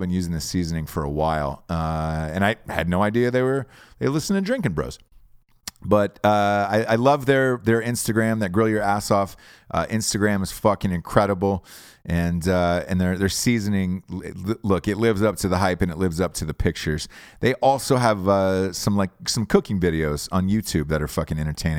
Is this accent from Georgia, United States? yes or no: yes; Georgia, United States; moved away as an adult; now in Los Angeles, United States; I'm from Georgia